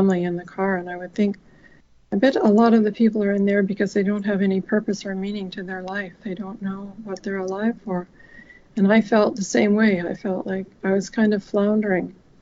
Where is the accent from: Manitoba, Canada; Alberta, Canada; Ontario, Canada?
Manitoba, Canada; Winnipeg; I grew up in Winnipeg, Manitoba, Canada